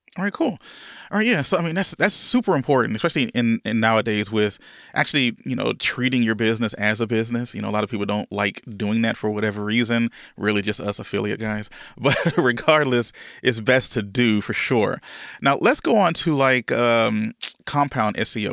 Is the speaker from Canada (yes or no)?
no; Louisiana, United States; I'm originally from Louisiana, right? I'm, I'm from the, the, the good old South here in the United States.